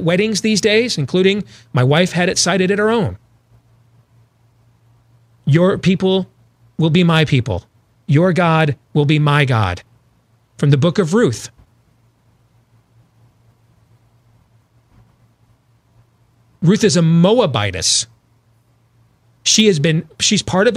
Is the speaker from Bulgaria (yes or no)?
no; Iowa and Michigan, Midwest, United States; moved away; also born or lived in North Carolina; growing up in Iowa and Michigan